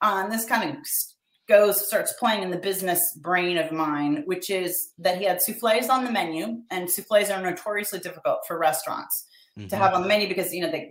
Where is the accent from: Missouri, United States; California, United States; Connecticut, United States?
California, United States; Pasadena; I grew up in Pasadena, California